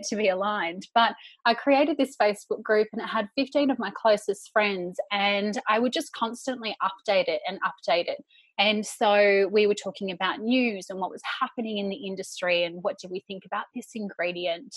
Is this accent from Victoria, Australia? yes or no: yes; Bayside Peninsula, Melbourne, Victoria, Australia; moved away as an adult; also born or lived in Sydney; I finished year 12 and I went and I moved straight into the city from the Bayside Peninsula